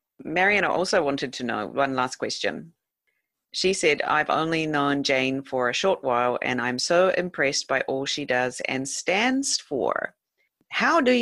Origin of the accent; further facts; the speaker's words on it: New Zealand; now in Japan; not because I was from New Zealand